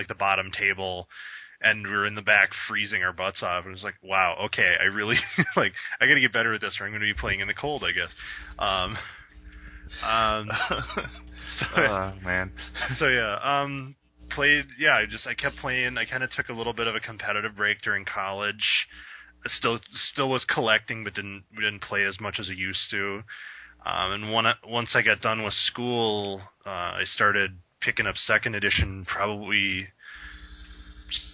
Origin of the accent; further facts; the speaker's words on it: Forest Lake, Minnesota, United States; also born or lived in St. Paul, Minnesota; my hometown was Forest Lake